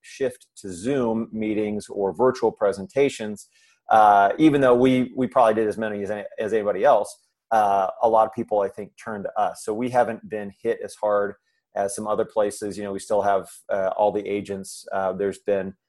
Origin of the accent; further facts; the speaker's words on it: Indiana, United States; moved away; I'm from Indiana originally.